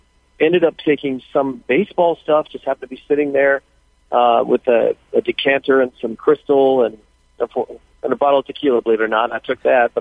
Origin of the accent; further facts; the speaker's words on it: Thousand Oaks area, California, United States; my hometown, starting with the shooting at the borderline